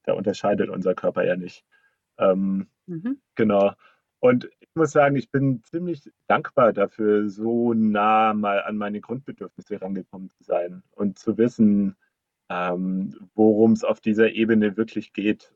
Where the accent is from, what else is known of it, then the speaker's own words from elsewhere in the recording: Black Forest, Baden-Württemberg, Germany; moved away; ich bin im Schwarzwald aufgewachsen, in einem kleinen Städtchen